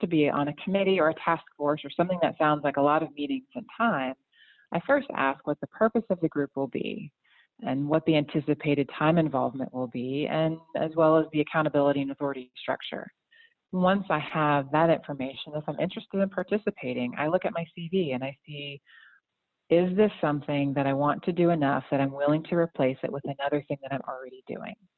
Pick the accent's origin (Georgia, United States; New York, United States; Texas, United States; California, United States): Georgia, United States; outside of Atlanta; also born or lived in Chicago, Illinois / Winston-Salem, North Carolina; now in North Carolina, United States; originally, I'm from Chicago, grew up a little bit outside of Atlanta